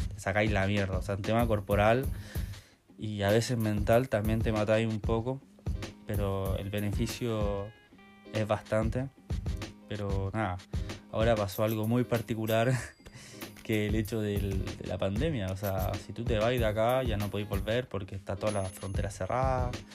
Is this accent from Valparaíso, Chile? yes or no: no; Maipú, Santiago Metropolitan Region, Chile; moved away as an adult; now in New Zealand; soy chileno, soy de Maipú, de Santiago